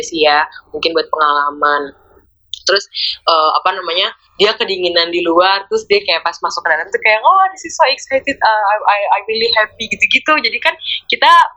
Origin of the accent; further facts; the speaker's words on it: Indonesia; kita ya dari Indonesia